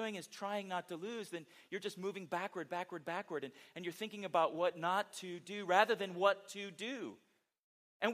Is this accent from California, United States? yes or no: yes; San Diego, California, United States; moved away; growing up in San Diego, you know, was a fan of San Diego Chargers